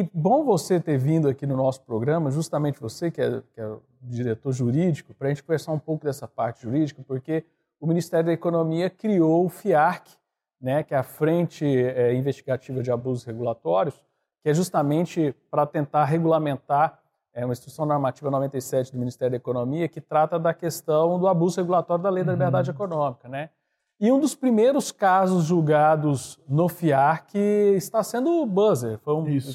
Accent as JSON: {"language": "Portuguese", "town": "Goiânia", "region": "Goiás", "country": "Brazil", "also_born_or_lived": "Brasília", "said": "eu fiz em Brasília, eu sou de Goiânia"}